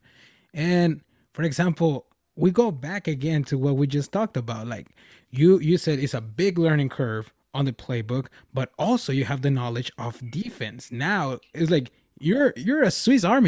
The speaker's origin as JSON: {"language": "English", "country": "Mexico", "tie": "born or raised there", "moved": "yes", "said": "Back in my hometown, which is over there in Mexico, I'm from Mexico."}